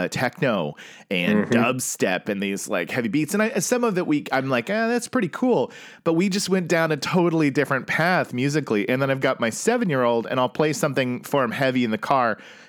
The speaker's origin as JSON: {"language": "English", "region": "Oklahoma", "country": "United States", "tie": "born or raised there", "said": "I grew up in Oklahoma"}